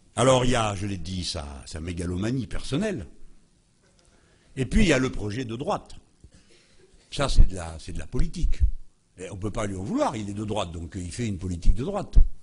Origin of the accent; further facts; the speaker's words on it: France; je suis français.